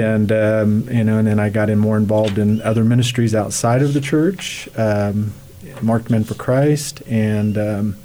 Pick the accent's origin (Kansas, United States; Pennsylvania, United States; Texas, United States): Kansas, United States; Ness City; I grew up in Ness City, a cradle Catholic